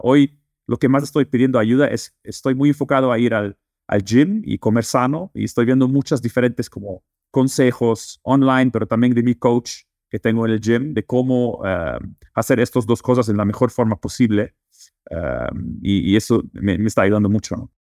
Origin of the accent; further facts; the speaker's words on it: Netherlands; Spanish is a second language; also born or lived in Lebanon; now in Mexico; Yo eh, crecí y nací en Holanda, pero eh, mi familia es libanesa y también viví dos años en Líbano